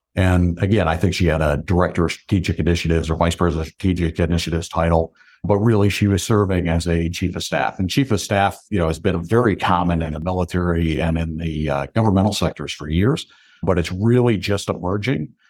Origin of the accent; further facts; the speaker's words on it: Binghamton, New York, United States; accent: New York; also born or lived in Syracuse, New York; I grew up in the Binghamton area